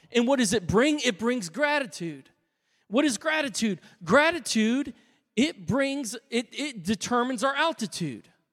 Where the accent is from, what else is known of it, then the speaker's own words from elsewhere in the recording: United States; I'm an American